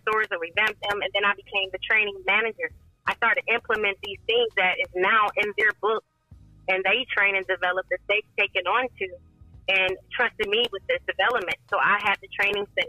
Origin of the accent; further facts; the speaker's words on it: Toledo, Ohio, United States; moved away as an adult; also born or lived in Charlotte, North Carolina; I'm originally from Toledo. Been able to relocate to Charlotte, North Carolina, and come back to my hometown